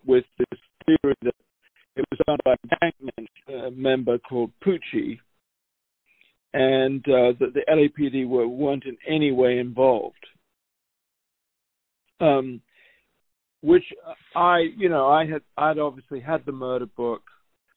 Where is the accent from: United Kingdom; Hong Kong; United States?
United Kingdom; as a Brit